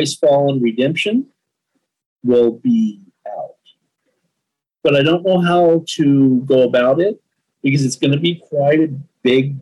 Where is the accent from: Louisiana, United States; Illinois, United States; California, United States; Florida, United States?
California, United States; moved away; also born or lived in Arkansas; I'm from California